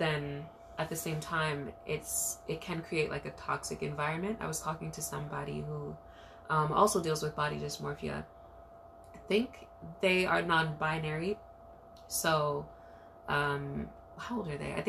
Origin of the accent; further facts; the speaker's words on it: New York City, New York, United States; growing up in Brooklyn, like, you go to all these dance hall parties